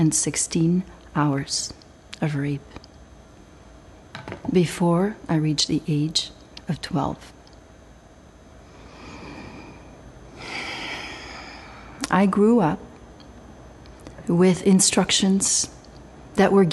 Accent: Belgium; I was raised in Belgium

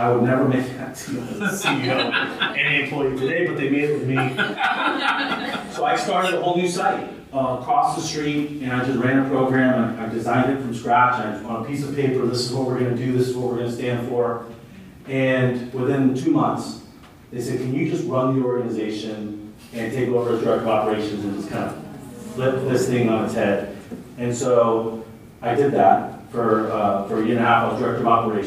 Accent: Santa Ana, California, United States; I grew up in Santa Ana

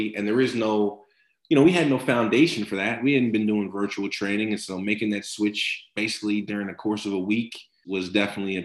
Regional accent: New Jersey, United States; growing up in New Jersey, We got snow in the wintertime

